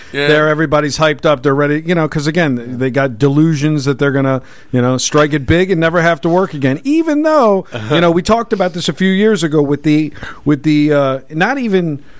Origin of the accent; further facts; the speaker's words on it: Baltimore, Maryland, United States; moved away as an adult; I'm from Baltimore. So we all lived with cold weather growing up.